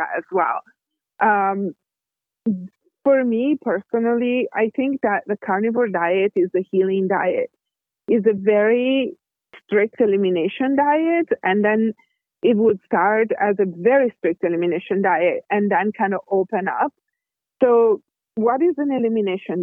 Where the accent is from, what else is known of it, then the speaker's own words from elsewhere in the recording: Italy; I'm Italian. I was born and raised in Italy.